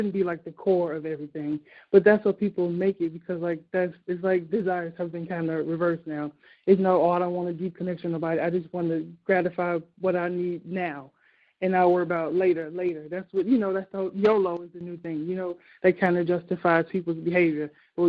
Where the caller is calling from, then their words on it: Chicago, Illinois, United States; from Chicago. Your favorite.